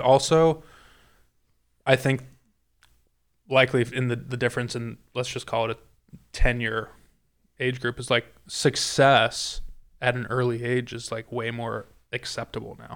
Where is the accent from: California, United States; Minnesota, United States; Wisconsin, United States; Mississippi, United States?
California, United States; moved away; in California, I grew up playing on Kakuya and Ryegrass